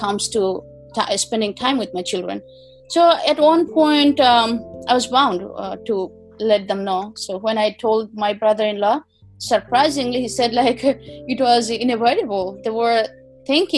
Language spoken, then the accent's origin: English; Patuakhali, Barisal Division, Bangladesh; moved away as an adult; also born or lived in Dhaka, Bangladesh; now in New York, United States; I was born in Potuakhali district in Borishal division, in a extremely rural village